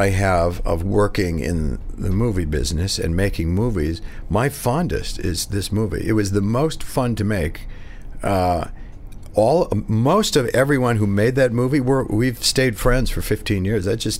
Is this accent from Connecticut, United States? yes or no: yes; Connecticut, United States; I grew up here in New York, actually in Connecticut.